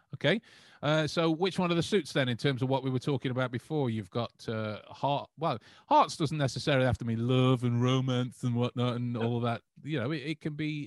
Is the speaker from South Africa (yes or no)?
no; England, United Kingdom; we we are proud English men